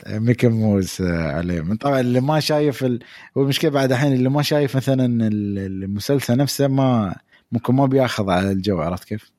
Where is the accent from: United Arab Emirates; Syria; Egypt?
United Arab Emirates; عندنا في الامارات